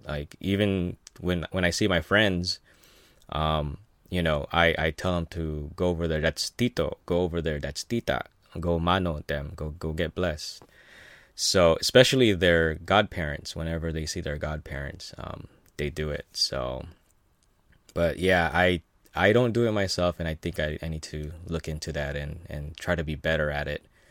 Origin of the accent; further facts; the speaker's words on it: Philippines; now in United States; I was born in the Philippines